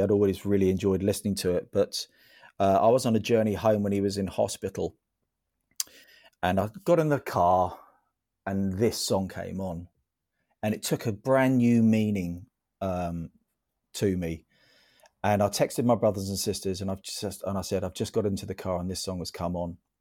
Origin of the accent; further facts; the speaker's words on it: St Albans, East of England, United Kingdom; I'm one of the few who was born and bred here